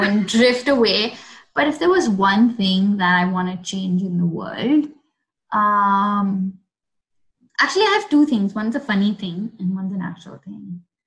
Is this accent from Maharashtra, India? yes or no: yes; Mumbai, Maharashtra, India; I grew up in South Bombay